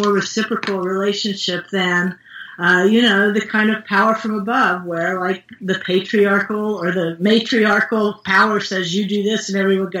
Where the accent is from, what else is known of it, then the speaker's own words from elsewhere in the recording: West Virginia, United States; moved away; I'm from West Virginia originally